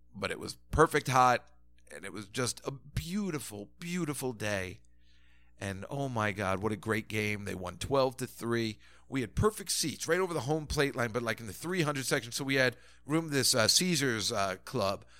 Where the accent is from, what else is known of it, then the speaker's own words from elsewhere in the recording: New Jersey, United States; also born or lived in Sheepshead Bay, Brooklyn, New York; I grew up in Jersey and, you know, certainly, uh, and grew up in Sheepshead Bay, Brooklyn